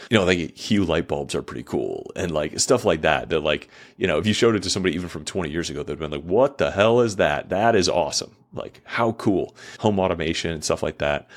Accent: United States; as an American

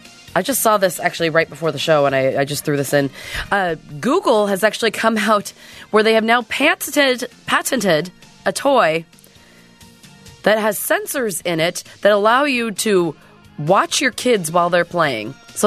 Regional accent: Boston, Massachusetts, United States; I told you I'm … from Boston.

